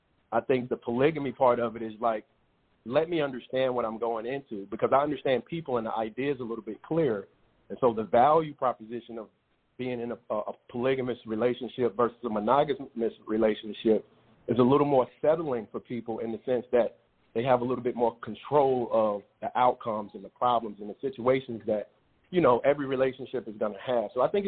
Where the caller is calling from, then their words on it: Dallas, Texas, United States; I'm calling from Dallas.